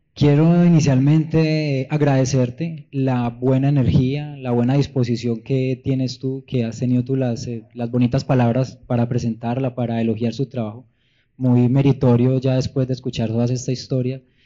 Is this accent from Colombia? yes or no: yes; Paisa region, Antioquia, Colombia; Soy paisa, soy andino de la tierra de Gonzalo Arango Arias